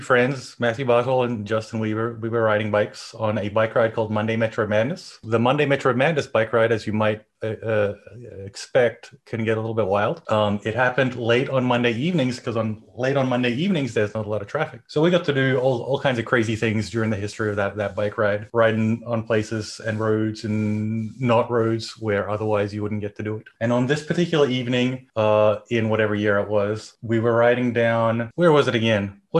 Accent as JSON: {"language": "English", "country": "Germany", "tie": "born there", "also_born_or_lived": "Australia / Finland", "said": "It's pretty close. I was born in Germany, but everything else is fine."}